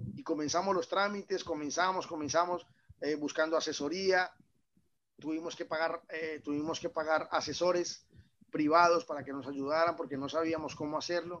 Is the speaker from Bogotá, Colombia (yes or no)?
no; Villa del Rosario, Norte de Santander, Colombia; moved away as an adult; also born or lived in Cúcuta, Colombia; now in Belgium; este pequeño pueblo que fue donde yo nací y fue donde, donde, donde hice todo esto